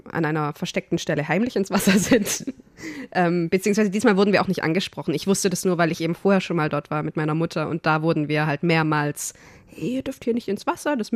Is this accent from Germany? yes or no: yes; Germany; weil ich bin Deutsche, warum?